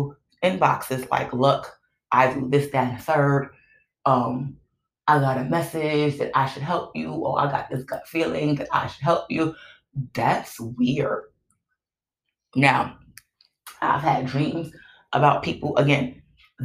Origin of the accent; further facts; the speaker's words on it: New York City, New York, United States; I'm from Brooklyn.